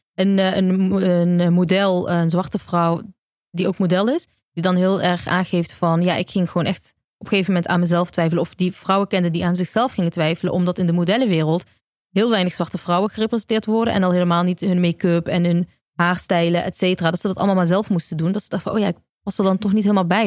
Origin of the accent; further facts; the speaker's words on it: Eindhoven, North Brabant, Netherlands; now in Amsterdam, Netherlands; in Eindhoven, waar ik vandaan kom